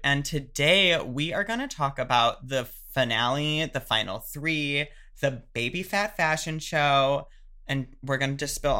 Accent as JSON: {"language": "English", "area": "suburbs of Chicago", "region": "Illinois", "country": "United States", "said": "Being a gal from the suburbs of Chicago"}